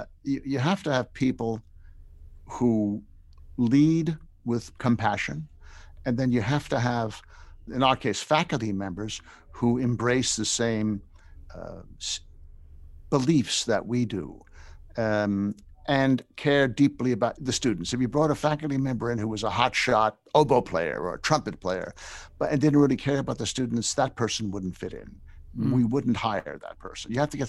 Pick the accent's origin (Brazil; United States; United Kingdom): United States; New York; I grew up in New York, yeah. So we weren't a grits place.